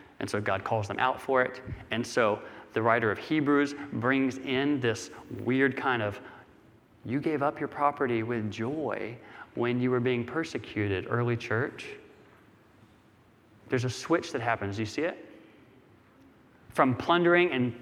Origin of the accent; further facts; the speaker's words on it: United States; growing up in America